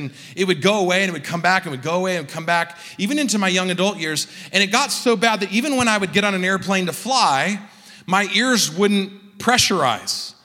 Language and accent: English; Southern California, United States; I grew up in Southern California